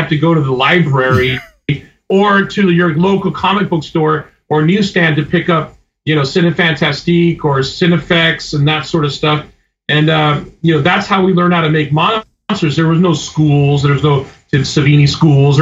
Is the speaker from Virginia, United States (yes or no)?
no; Florida, United States; moved away as an adult; also born or lived in Cuba; now in Los Angeles, United States; I moved to LA from Florida in 1985